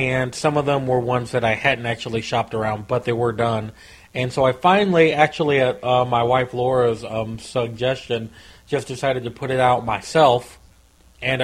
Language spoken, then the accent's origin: English; Missouri, United States; I live in Missouri. I've lived here my whole life.